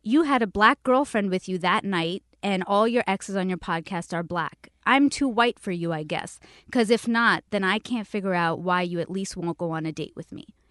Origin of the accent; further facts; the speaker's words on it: Canada; now in Los Angeles, United States; I'm from Canada.